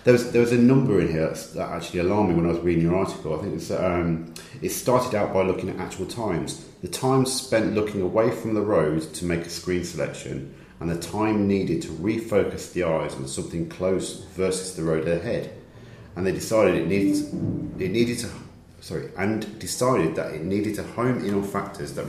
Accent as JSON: {"language": "English", "region": "the north of England", "country": "United Kingdom", "accent": "northern", "said": "listen to northerners and understand what we say"}